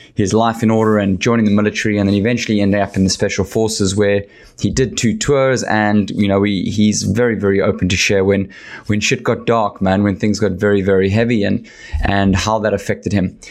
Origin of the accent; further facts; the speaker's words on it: South Africa; as a South African